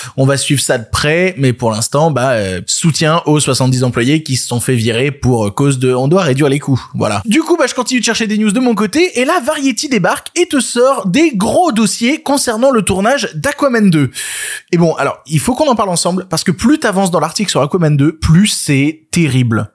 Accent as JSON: {"language": "French", "area": "Ardèche", "region": "Auvergne-Rhône-Alpes", "country": "France", "tie": "born or raised there", "moved": "yes", "said": "ayant passé une partie de mon enfance en Ardèche"}